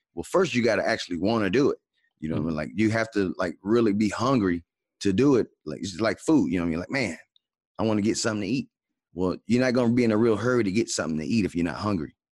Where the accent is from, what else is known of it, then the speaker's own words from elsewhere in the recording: Atlanta, Georgia, United States; now in Dallas, United States; I'm from Atlanta